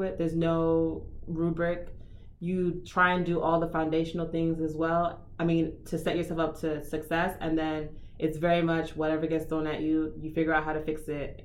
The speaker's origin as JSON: {"language": "English", "town": "Miami", "region": "Florida", "country": "United States", "tie": "born or raised there", "also_born_or_lived": "Houston", "moved": "as an adult", "said": "I grew up in Miami"}